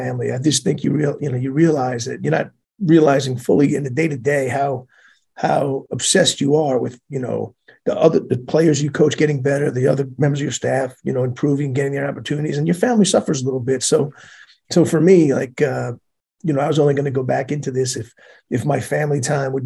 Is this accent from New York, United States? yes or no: yes; Bethpage, New York, United States; moved away as an adult; in my town, I grew up in Bethpage